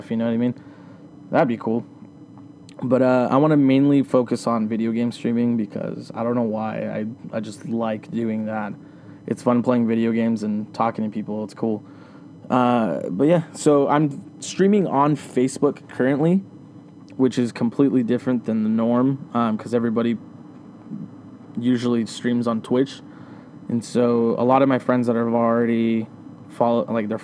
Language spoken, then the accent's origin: English; Riverside, California, United States; now in Yucaipa, United States; I'm from Riverside, California. I was born and raised there my whole life.